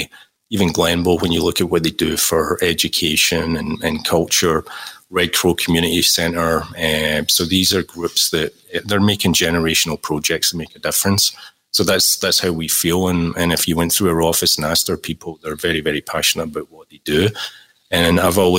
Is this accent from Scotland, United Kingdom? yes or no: yes; Glasgow, Scotland, United Kingdom; the Scottish origins coming through there. Growing up in Glasgow